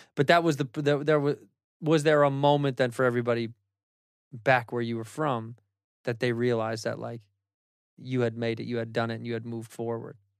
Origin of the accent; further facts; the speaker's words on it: Chicago, Illinois, United States; I'm from Chicago, I'm from the Midwest